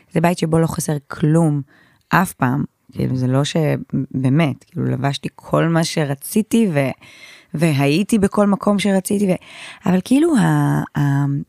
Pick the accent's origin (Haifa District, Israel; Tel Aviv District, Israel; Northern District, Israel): Haifa District, Israel; Haifa; אני גדלתי בשכונה אה, נקראת שכונת שפרינצק, כל החיפאים יודעים בדיוק מה זו השכונה הזאת